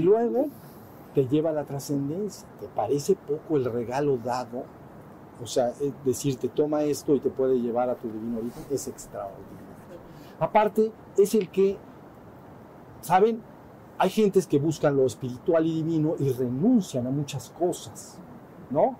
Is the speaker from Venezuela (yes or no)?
no; Mexico; somos mexicanos